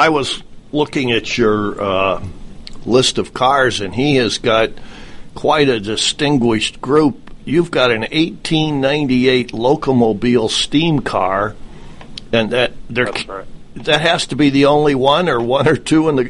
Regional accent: Midwest, United States; where I grew up in the Midwest

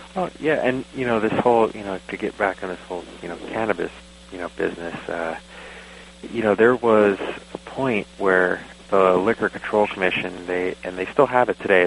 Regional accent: Long Island, New York, United States; moved away as an adult; also born or lived in Jackson County, Oregon; now in Oregon, United States; I actually grew up outside of New York City, on Long Island

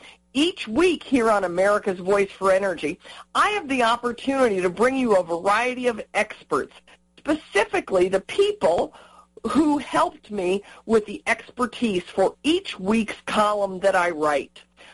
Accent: New Mexico, United States; Now, in New Mexico, my home state of New Mexico, we have a case where we have a company that wants to come in and drill an exploration well.

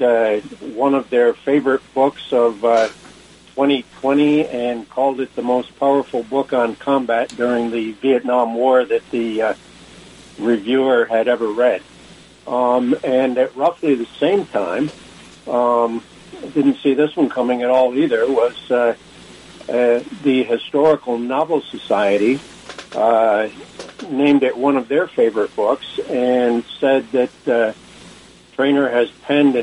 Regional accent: Proctor, Vermont, United States; moved away as an adult; also born or lived in Rutland, Vermont / Annapolis, Maryland; I grew up in Vermont

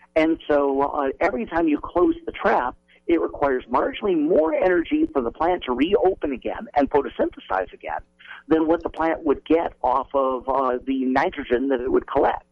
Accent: Michigan, United States; I was born in Michigan, and uh, the uh, mosquito is practically the state bird there

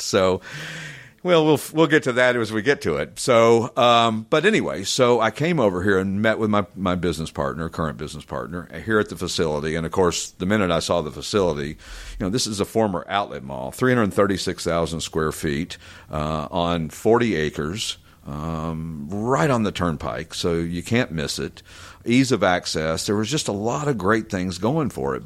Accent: East Tennessee, United States; moved away as an adult; also born or lived in Branson, Missouri; growing up in East Tennessee, there was a lot of cool cars

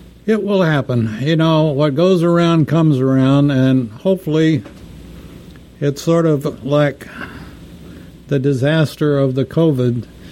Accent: Texas, United States; besides an American, I'm also a Texan

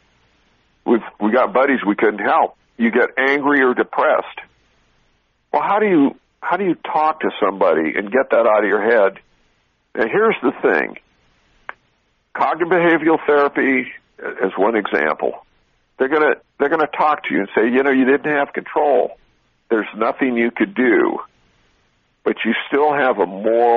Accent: Southern California, United States; I grew up in Southern California

